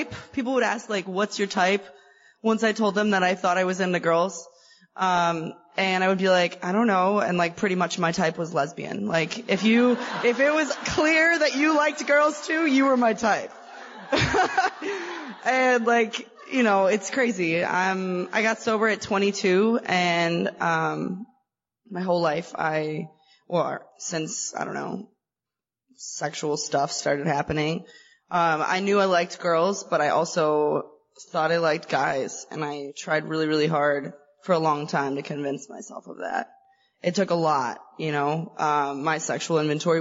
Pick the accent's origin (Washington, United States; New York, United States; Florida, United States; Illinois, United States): Illinois, United States; Chicago; I am from Chicago